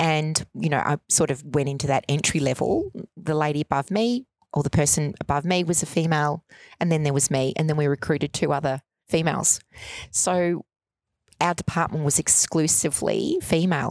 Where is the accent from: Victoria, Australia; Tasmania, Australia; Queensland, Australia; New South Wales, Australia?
Victoria, Australia; Melbourne; I grew up in Altona Meadows in the 70s